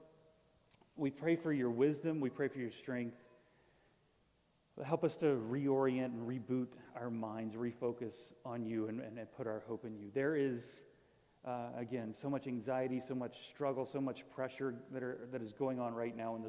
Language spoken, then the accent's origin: English; Florida, United States; moved away; I'm from Florida